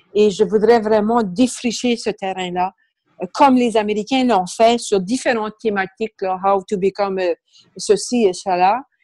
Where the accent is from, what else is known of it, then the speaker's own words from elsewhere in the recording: Canada; accent: Acadian; moved away as an adult; now in Quebec, Canada; pour les curieux qui vont peut-être remarquer mon accent, je suis d'origine acadienne.